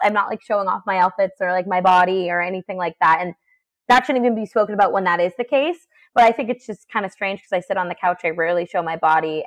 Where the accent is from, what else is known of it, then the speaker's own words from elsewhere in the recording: New Hampshire, United States; I'm a girl from New Hampshire.